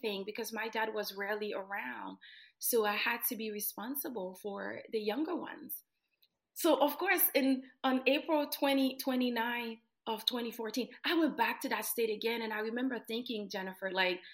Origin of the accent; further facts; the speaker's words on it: Haiti; moved away; I was born and raised in Haiti